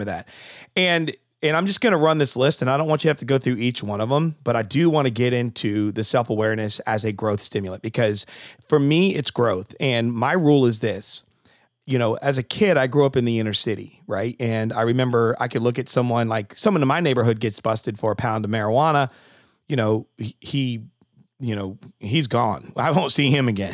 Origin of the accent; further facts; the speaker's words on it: Connecticut, United States; I'm from Connecticut